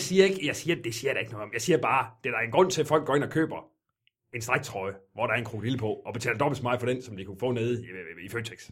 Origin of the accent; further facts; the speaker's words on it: Jutland, Denmark; jeg er jyde i hvert fald